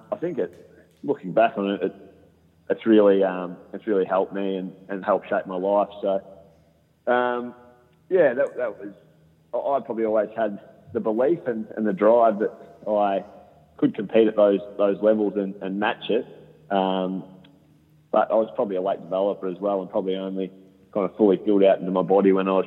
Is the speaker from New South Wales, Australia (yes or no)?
no; Shepparton, Victoria, Australia; when I was growing up in Shepparton and going to school and playing all the local sports